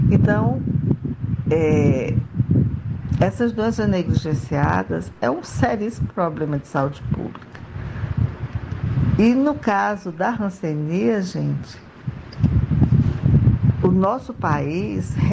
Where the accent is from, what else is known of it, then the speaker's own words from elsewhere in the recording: Canindé, Ceará, Brazil; now in Maceió, Brazil; Sou cearense de Canindé, mas moro em Maceió, Alagoas.